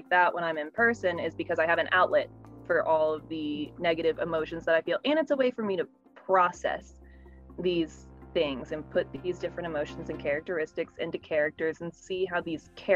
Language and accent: English; Houston, Texas, United States; also born or lived in Knoxville, Tennessee; I was raised, if not born, in Houston, Texas